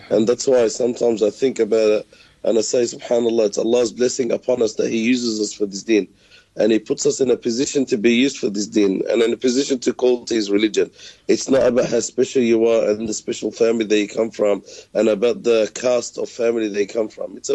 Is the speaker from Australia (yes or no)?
yes; Sydney, New South Wales, Australia; I was born and raised here in Sydney, Australia. My parents come from an Arab Palestinian background who migrated to Sydney in the late 60s. I went to local schools here